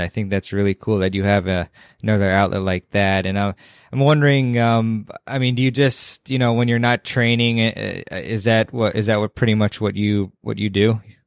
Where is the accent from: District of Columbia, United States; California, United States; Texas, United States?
District of Columbia, United States; Washington; my hometown is in D C.